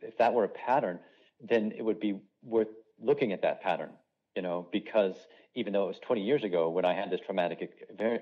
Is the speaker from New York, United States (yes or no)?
no; Los Angeles, California, United States; moved away as an adult; also born or lived in Asia; now in Munich, Germany; my home of Los Angeles, California